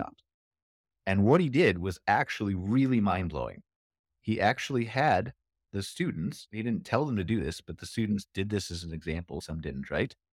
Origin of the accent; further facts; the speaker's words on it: Ohio, United States; I'm from Ohio